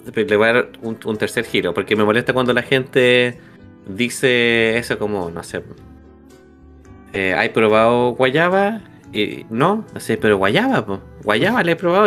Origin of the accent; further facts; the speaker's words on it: Chile; soy chileno